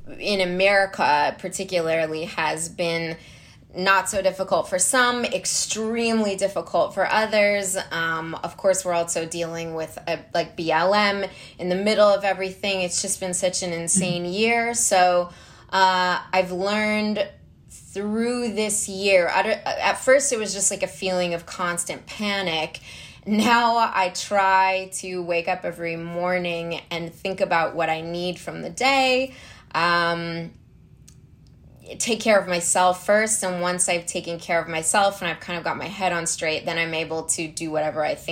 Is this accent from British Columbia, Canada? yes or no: no; Calgary, Alberta, Canada; moved away as an adult; also born or lived in Vancouver; now in Los Angeles, United States; I was born in Calgary, Alberta, Canada